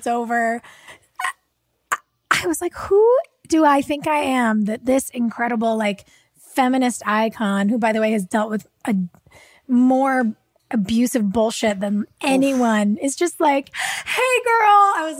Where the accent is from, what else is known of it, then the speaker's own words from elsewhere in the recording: New Hampshire, United States; like, you're, I'm from New Hampshire.